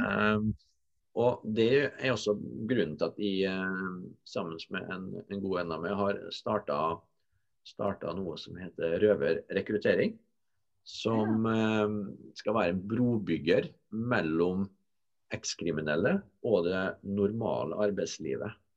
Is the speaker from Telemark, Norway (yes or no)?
no; Molde, Møre og Romsdal, Norway; also born or lived in Trondheim; min hjemby